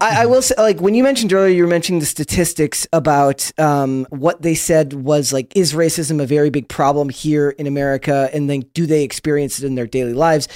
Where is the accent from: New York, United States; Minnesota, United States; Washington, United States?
Minnesota, United States; I'm from Minnesota